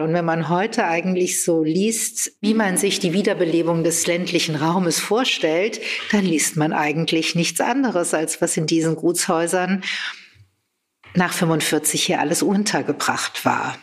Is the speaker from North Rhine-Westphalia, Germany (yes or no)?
no; Frankfurt, Hesse, Germany; moved away as an adult; also born or lived in Berlin; now in Buschhof, Germany; Wir kommen aus Frankfurt beide und ich habe einige Jahre in Berlin gelebt